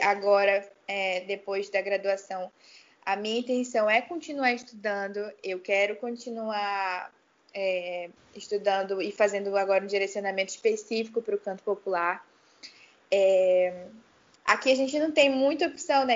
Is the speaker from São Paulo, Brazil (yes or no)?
no; Itacoatiara, Amazonas, Brazil; also born or lived in Manaus; eu nasci aqui em Manaus, né? Mas a minha família é inteira do interior, então eu fui bem pequena para lá, voltei para lá, cresci. É, Itacoatiara